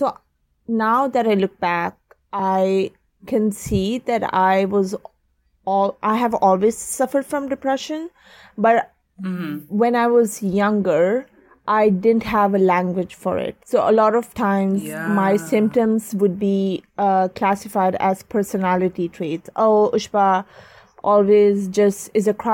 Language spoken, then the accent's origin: English; Oman; moved away as an adult; also born or lived in London, United Kingdom; I was born and raised in Oman, but my family is originally from Pakistan.